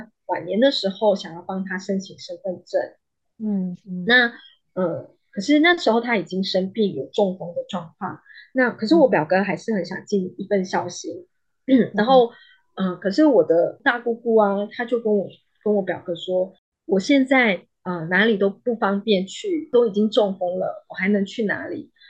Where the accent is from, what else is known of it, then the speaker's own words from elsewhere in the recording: Johor Bahru, Johor, Malaysia; 我是在那里长大？后来六岁的时候，我爸爸呃要到新加坡工作，我们就落呃定居在呃新山柔佛州的新山